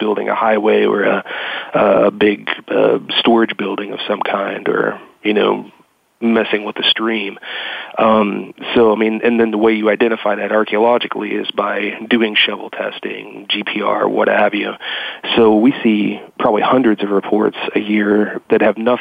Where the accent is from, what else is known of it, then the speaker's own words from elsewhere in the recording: Kentucky, United States; moved away as an adult; also born or lived in West Florida; I was born and raised in Kentucky